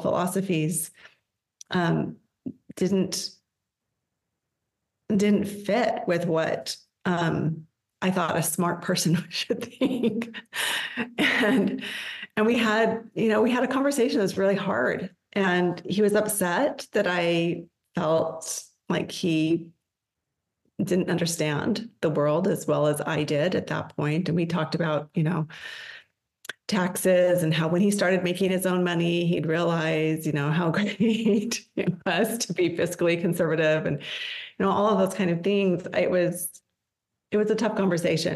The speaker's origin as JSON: {"language": "English", "region": "Colorado", "country": "United States", "tie": "born or raised there", "also_born_or_lived": "Washington State / Massachusetts", "moved": "as an adult", "lives_now": "Mesa, Arizona, United States", "said": "when we moved to Colorado, I was 10 and I was raised most of my life there."}